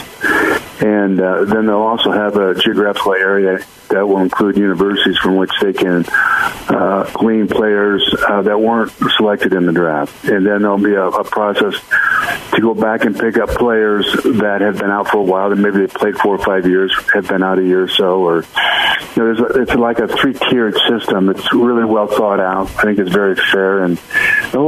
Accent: San Diego, California, United States; I grew up on football in San Diego, Aztec football, San Diego State, the Chargers.

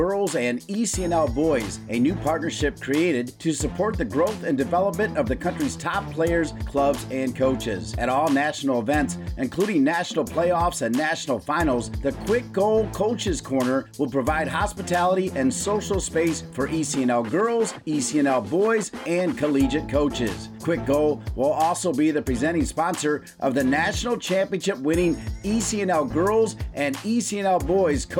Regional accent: Fremont, Ohio, United States; also born or lived in Gibsonburg, Ohio / Toledo, Ohio; now in North Carolina, United States; I'm from Toledo, grew up in Fremont, Gibsonburg.

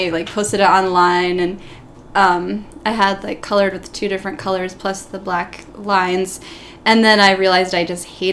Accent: East Coast, United States; growing up on the East Coast and having an Italian-American identity

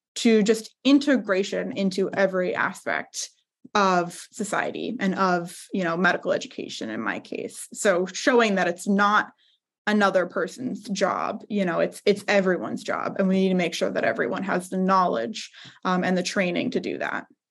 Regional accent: Southern California, United States; I'm originally from Southern California

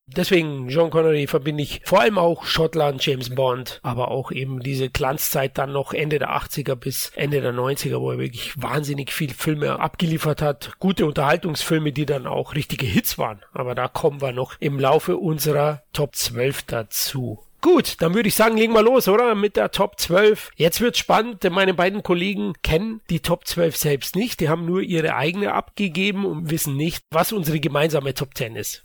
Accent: Bavaria, Germany; ich bin auch aufgewachsen im ARD und ORF, was wir hier in Bayern zusätzlich empfangen haben

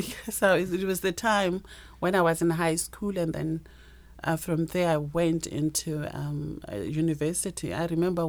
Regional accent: Limpopo, South Africa; moved away as an adult; also born or lived in Pretoria, Gauteng; I've been all over South Africa. I was born in the Limpopo province.

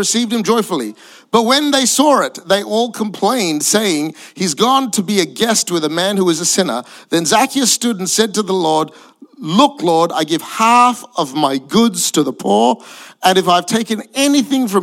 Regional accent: Perth, Western Australia, Australia; also born or lived in Singapore / Malaysia; I'm Asian, but I grew up in Perth, Western Australia.

